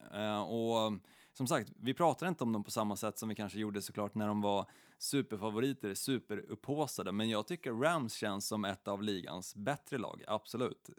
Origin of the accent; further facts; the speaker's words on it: Stockholm, Stockholm County, Sweden; i Stockholm, ehm, där jag är uppvuxen